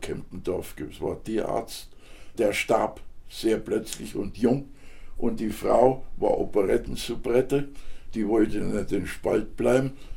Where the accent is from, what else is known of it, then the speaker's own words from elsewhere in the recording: Žatec, Ústí nad Labem Region, Czechia; also born or lived in Franconia; now in Germany; bin Sarzer und meine Familie war auch in Saaz ziemlich bekannt